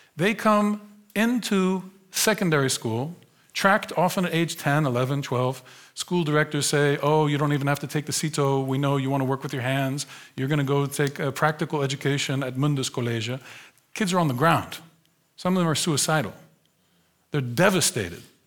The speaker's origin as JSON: {"language": "English", "country": "United States", "tie": "born or raised there", "moved": "as an adult", "lives_now": "Netherlands", "said": "I grew up in the United States. I was born in nineteen seventy in a different America"}